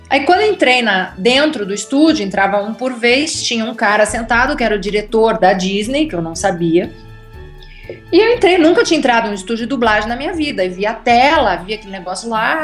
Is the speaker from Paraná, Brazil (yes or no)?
yes; Curitiba, Paraná, Brazil; moved away as an adult; also born or lived in Rio de Janeiro; now in Germany; eu ia para Curitiba, porque eu sou de lá